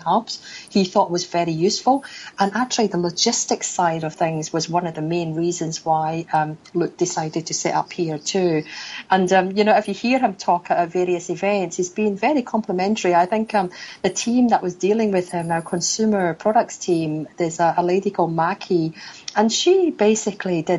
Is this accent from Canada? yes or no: no; Scotland, United Kingdom; moved away as an adult; now in Hong Kong; Back home is in Scotland, actually. I was raised in Scotland, and my parents are still back there.